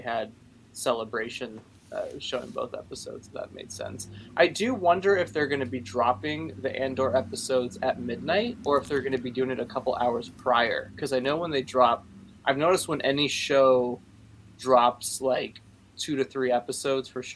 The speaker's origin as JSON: {"language": "English", "town": "Chicago", "region": "Illinois", "country": "United States", "tie": "born or raised there", "said": "I grew up in Chicago"}